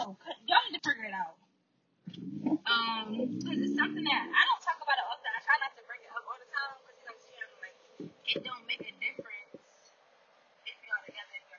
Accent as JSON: {"language": "English", "town": "Philadelphia", "region": "Pennsylvania", "country": "United States", "said": "I'm from West Philly, but I want to live in."}